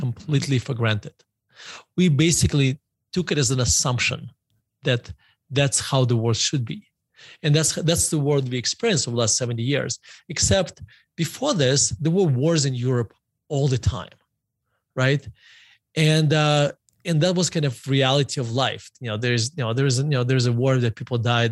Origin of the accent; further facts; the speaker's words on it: Murmansk, Murmansk Oblast, Russia; moved away; I grew up in, uh, Murmansk, uh, Russia